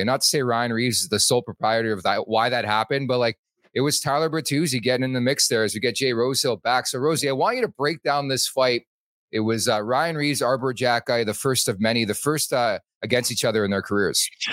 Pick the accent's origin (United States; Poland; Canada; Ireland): Canada; Montreal, Quebec; moved away; I'm from Montreal